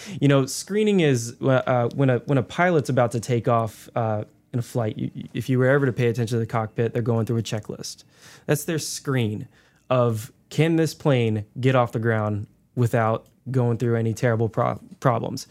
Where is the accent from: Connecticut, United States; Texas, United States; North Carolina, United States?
North Carolina, United States; Davie County; I grew up in Davie County